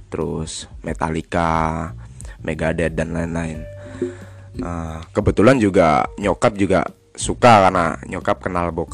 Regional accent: Klaten, Central Java, Indonesia; uh, ya aku dari aslinya dari Klaten, Jawa Tengah ya deket lah kalau sama Benarifo Benarifo kan di Seragen tapi lebih pelosok tempatnya dia

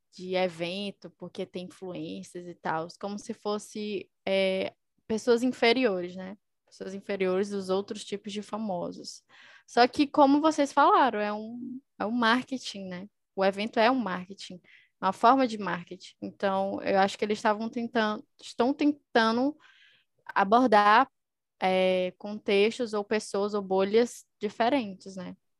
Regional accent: Teresina, Piauí, Brazil; eu sou de Teresina, Piauí

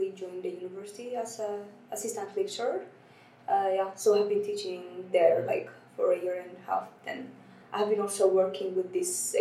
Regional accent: Ethiopia; moved away as an adult; now in Sweden; I come from Ethiopia

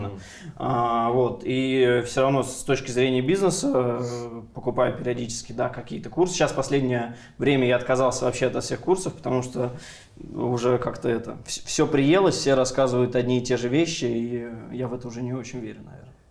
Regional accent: Ryazan, Ryazan Oblast, Russia; now in Moscow, Russia; ну я из {S4} региона, я из Рязани, как бы в Рязани это классные деньги. Вообще, сейчас в Москве живу

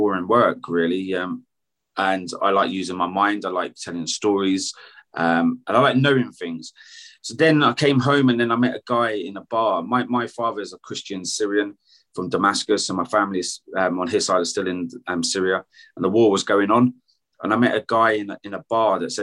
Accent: United Kingdom; I'm British.

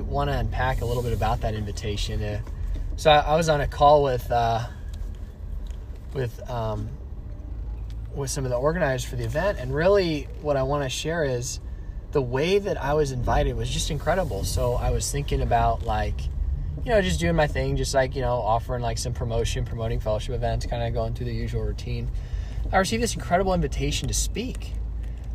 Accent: Alamo, California, United States; also born or lived in Dublin, California; I was born and raised in the Bay Area. Actually, specifically grew up in Alamo, but I currently live in Dublin

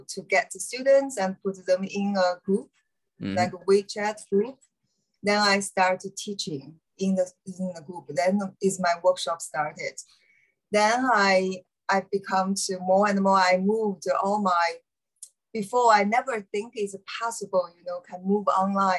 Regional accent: China; English is a second language; moved away; I'm from China, and I'm a spiritual teacher

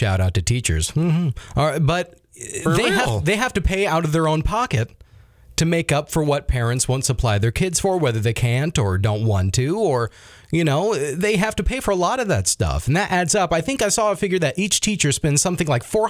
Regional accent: Iowa, United States; You know, I'm originally from Iowa.

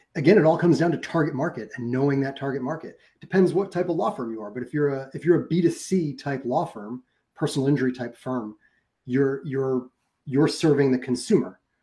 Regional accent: New York, United States; my hometown in new york

